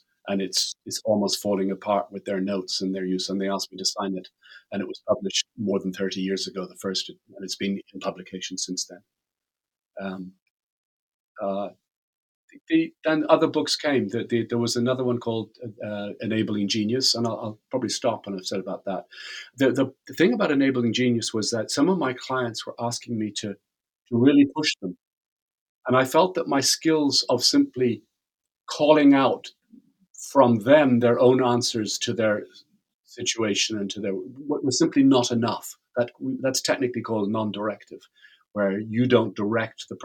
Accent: Ireland; I'm Irish

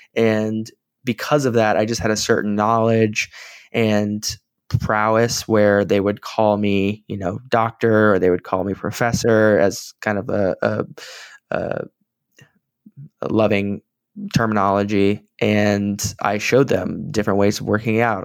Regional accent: San Antonio, Texas, United States; I was back in my hometown of San Antonio

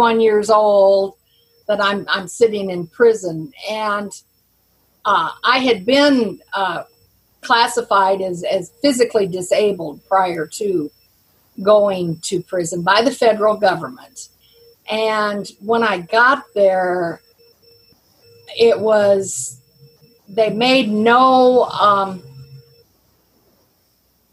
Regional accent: South Carolina, United States; We're from South Carolina

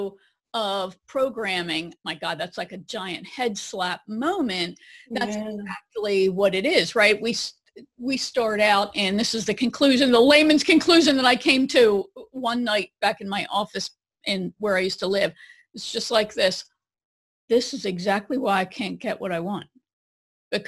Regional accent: New Jersey, United States; I'm from Jersey

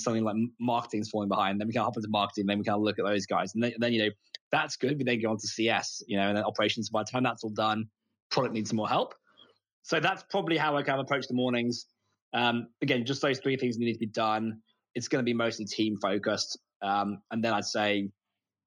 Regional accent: United Kingdom; moved away as an adult; also born or lived in United States; now in Australia; I'm British. I'm moved to Australia

